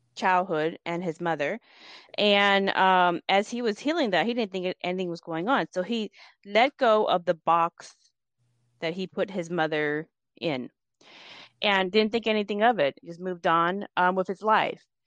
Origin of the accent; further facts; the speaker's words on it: United States; also born or lived in Laos; growing up in America